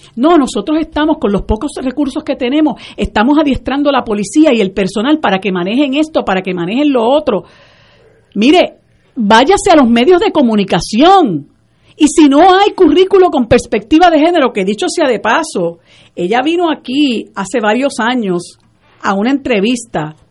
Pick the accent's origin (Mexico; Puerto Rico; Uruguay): Puerto Rico